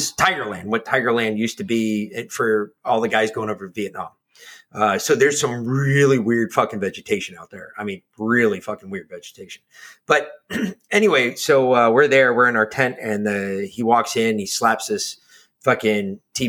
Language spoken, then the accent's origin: English; New York, United States; moved away; I'm from New York.